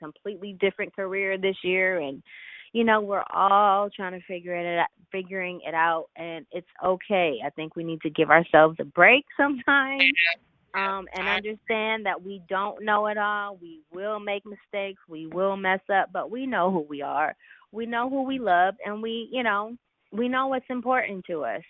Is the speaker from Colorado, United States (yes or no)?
no; Philadelphia, Pennsylvania, United States; now in Los Angeles, United States; Before I moved to LA, I'm from Philly. But both my parents are born and raised in Detroit